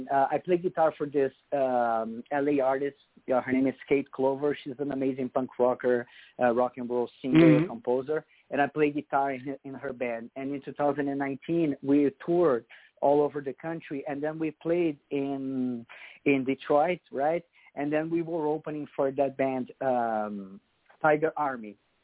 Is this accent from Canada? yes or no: no; Brazil; English is a second language; now in United States; That's why one of the reasons I came here to the United States with my Brazilian band.